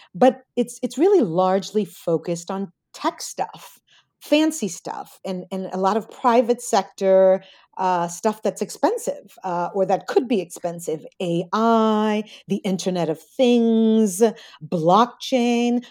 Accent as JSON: {"language": "English", "country": "United States", "said": "I'm an American first generation"}